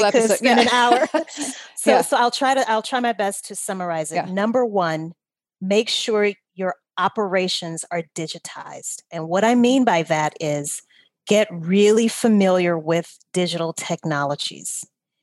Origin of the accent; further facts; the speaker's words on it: Louisiana, United States; I'm from Louisiana.